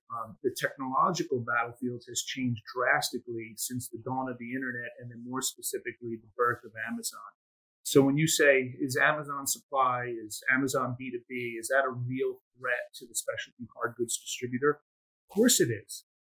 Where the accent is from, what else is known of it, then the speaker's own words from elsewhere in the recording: United States; I was born and raised in the United States, but a first generation to immigrant parents